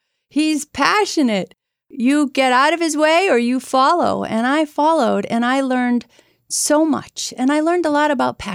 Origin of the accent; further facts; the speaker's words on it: Arlington, United States; I grew up in Arlington.